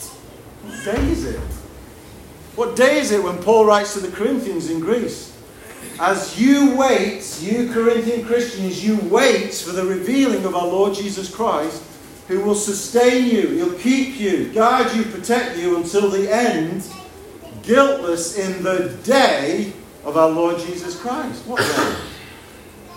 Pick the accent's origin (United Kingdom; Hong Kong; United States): United Kingdom; I'm a citizen of this country.